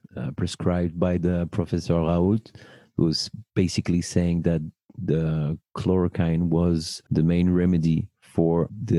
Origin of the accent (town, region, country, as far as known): Paris, Île-de-France, France; born or raised there